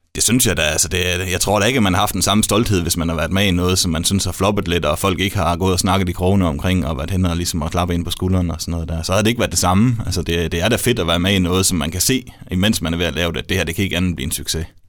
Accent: Denmark

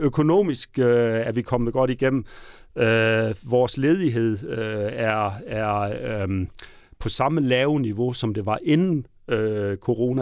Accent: Southern Jutland, Southern Denmark, Denmark; accent: Southern Jutlandic; de kan høre, at jeg kommer fra Sønderjylland

